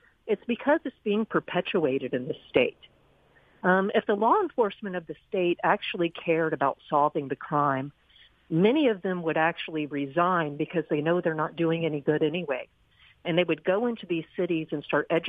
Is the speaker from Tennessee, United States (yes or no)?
yes; Nashville, Tennessee, United States; moved away as an adult; also born or lived in Texas; now in Mississippi, United States; I was from Nashville. I was raised in Nashville